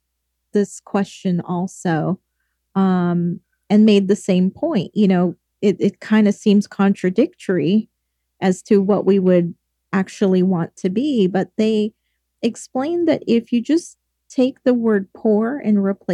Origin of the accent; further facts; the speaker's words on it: England, United Kingdom; moved away; because I come from England